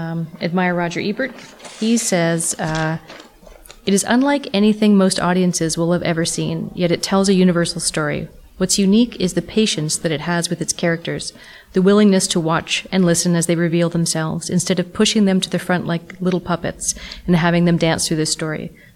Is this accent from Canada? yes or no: yes; Canada; because we're Canadian, I think we have an understanding of some Indigenous culture and art just from living here.